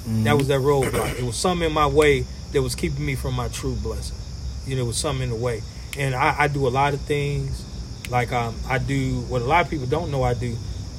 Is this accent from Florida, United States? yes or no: no; Kankakee, Illinois, United States; I grew up on North Chicago Avenue right here, 600 block.